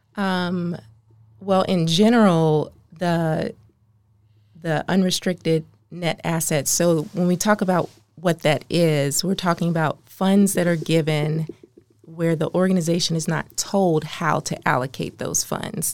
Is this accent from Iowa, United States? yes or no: no; Maryland, United States; moved away as an adult; now in Oklahoma City, United States; I'm from the East Coast, the, the D M V. I was raised in Maryland